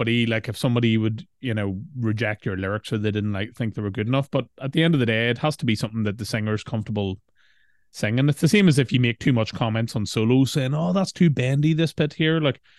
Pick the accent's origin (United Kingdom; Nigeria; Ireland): Ireland; I think that's just part of being Irish, isn't it?